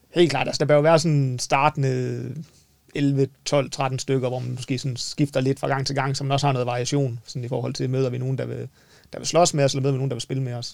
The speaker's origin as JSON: {"language": "Danish", "area": "North Jutland", "region": "North Denmark Region", "country": "Denmark", "said": "Men nu er vi jo nordjyder"}